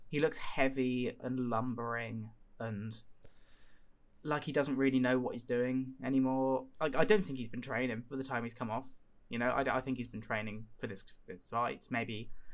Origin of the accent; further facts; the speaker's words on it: United Kingdom; as a British citizen